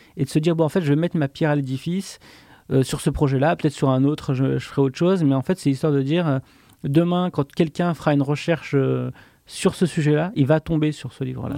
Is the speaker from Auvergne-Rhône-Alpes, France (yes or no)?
yes; Le Puy-en-Velay, Auvergne-Rhône-Alpes, France; moved away as an adult; j'ai grandi au Puy-en-Velay, euh, mhm. en, Haute-Loire, en, Auvergne